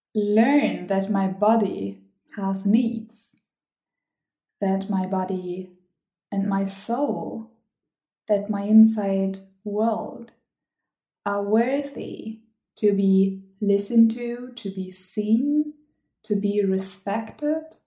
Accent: Germany; English is a second language; moved away as an adult; also born or lived in Gothenburg, Sweden; I am from Germany and I have lived in Sweden, in Gothenburg

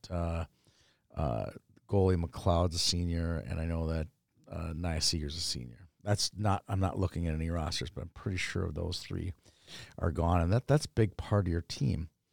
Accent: Minneapolis, Minnesota, United States; I grew up in Kenwood, like, by Lake of the Isles

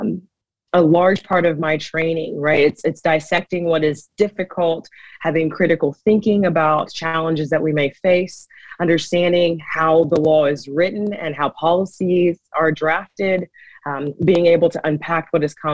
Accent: United States; I grew up in Clay. Clay County is home to me. I went to the schools here

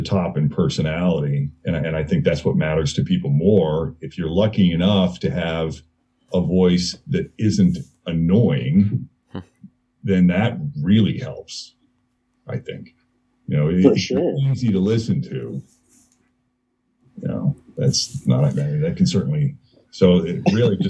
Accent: Maynard, Massachusetts, United States; moved away as an adult; also born or lived in Lexington, Massachusetts / Portland, Maine; now in Cincinnati, United States; I'm originally from so childhood was split up between Maynard, Massachusetts and Lexington, Massachusetts

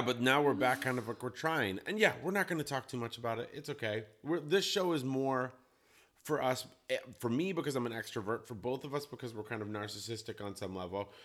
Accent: Colorado, United States; now in Portland, United States; I grew up in Colorado where it's like sunny

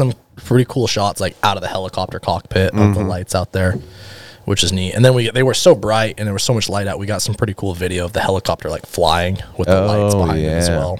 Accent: United States; moved away as an adult; also born or lived in Arizona / Utah; now in Alaska, United States; I've been in Alaska for 4.5 years. And I found that spot on a whim. Like, I'm one of those guys that I grew up in Arizona and Utah. So dirt roads, that's what we did.

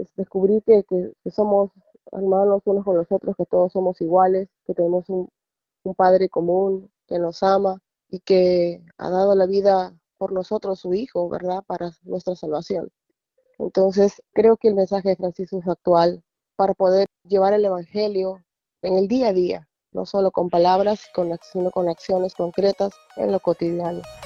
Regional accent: Peru; now in Virginia, United States; soy de Perú y vivo en Virginia

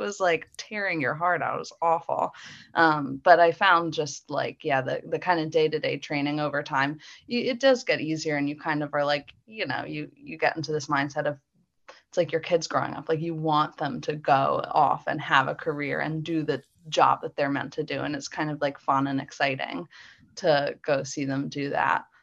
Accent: Philadelphia, Pennsylvania, United States; now in Mechanicsburg, United States; I grew up in the suburbs of Philly

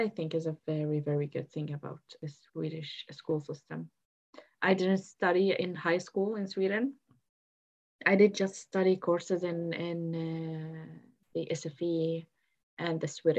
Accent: Lebanon; also born or lived in Syria; now in United Kingdom; it was in my hometown. It was in Lebanon

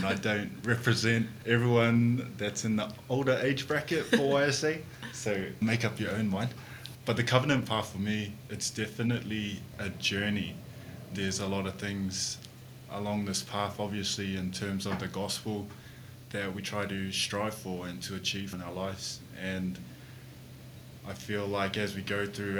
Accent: Manaia, Taranaki, New Zealand; now in Auckland, New Zealand; I grew up in Taranaki, a small place called Manaia. Currently live in Auckland

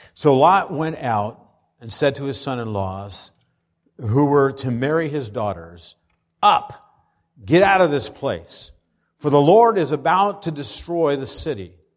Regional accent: Pennsylvania, United States; moved away; When I was growing up in Pennsylvania

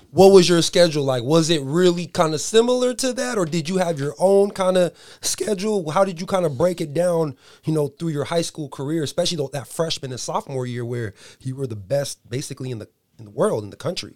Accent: Buena Park, California, United States; I'm from Buena Park

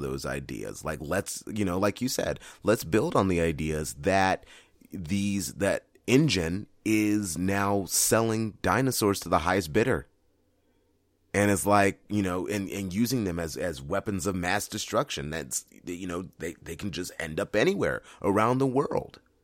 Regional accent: San Diego, California, United States; my hometown of San Diego

